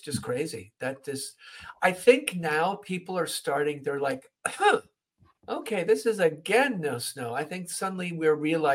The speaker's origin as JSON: {"language": "English", "country": "Switzerland", "tie": "born or raised there", "said": "Me being born and raised in Switzerland and being a Swiss citizen"}